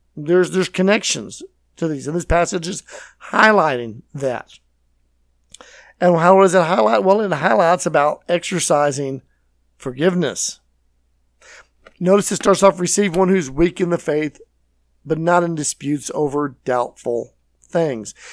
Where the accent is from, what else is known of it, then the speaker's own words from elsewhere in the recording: Texas, United States; I'm from Texas.